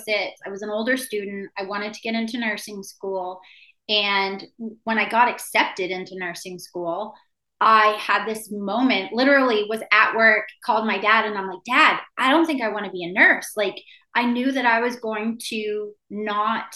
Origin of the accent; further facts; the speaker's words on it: Maine, United States; now in San Diego, United States; when I was a kid growing up in Maine